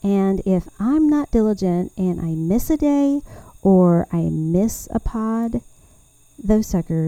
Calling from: Taylor, Texas, United States; I'm recording here from Taylor, Texas. And I am just really ready to visit with y'all again about all things gardening in Central Texas.

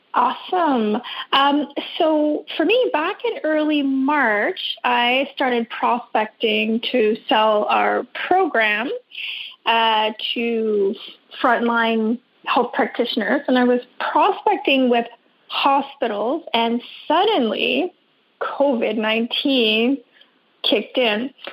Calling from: Vancouver Island, British Columbia, Canada; I'm calling from Vancouver Island uh, in Canada

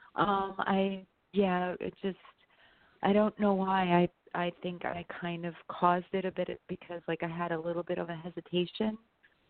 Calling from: New York, United States; I'm calling from New York.

